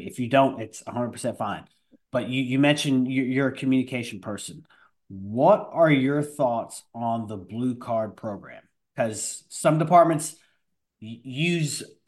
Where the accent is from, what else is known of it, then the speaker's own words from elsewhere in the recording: New York, United States; I'm from New York